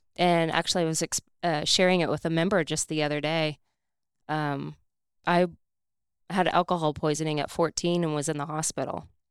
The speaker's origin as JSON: {"language": "English", "region": "Indiana", "country": "United States", "said": "I'm from Indiana"}